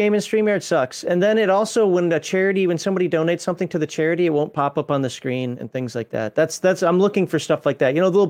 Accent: Minnesota, United States; I'm from Minnesota. It's got to be Caribou coffee.

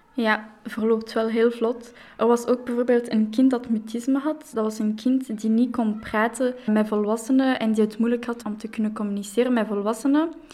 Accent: Brussels, Brussels-Capital Region, Belgium; Ik ben opgegroeid in Jet, dus ik heb wel mijn hele leven in Brussel gewoond

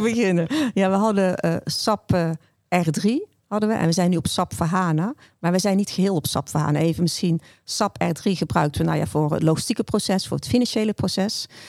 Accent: North Brabant, Netherlands; Ik ben zelf een Brabander

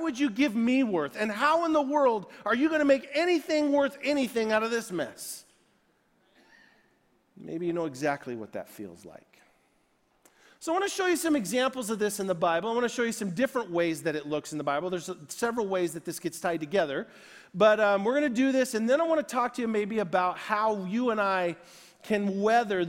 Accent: United States; I am American to the core

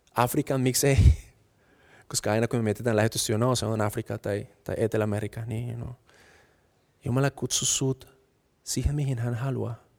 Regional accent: Colombia; Finnish is a second language; now in Finland; mä oon kolumbialainen, mutta mä en osaa kieltä.

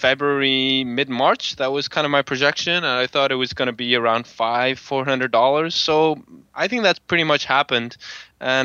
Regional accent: Belgium; I'm from Belgium, but I'm in the Netherlands right now

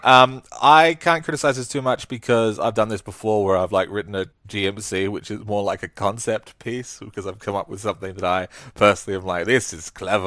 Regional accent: Australia; I'm no Brit, but as an Australian, I am, I'm a, I'm a bit Brit.

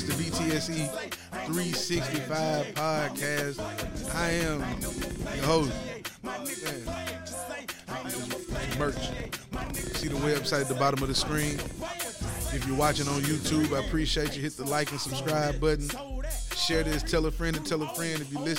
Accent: Tennessee, United States; I ain't from Georgia, I'm from Tennessee.

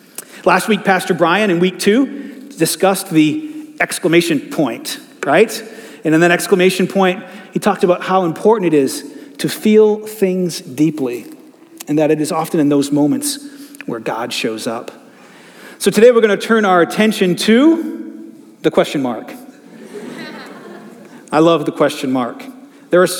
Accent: Attleboro, Massachusetts, United States; I grew up in Attleboro

